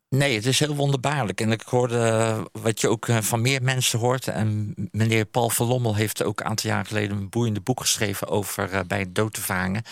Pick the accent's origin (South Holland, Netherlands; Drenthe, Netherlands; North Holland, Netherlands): South Holland, Netherlands; Haastrecht; het dorp waar ik vandaan kom, Haastrecht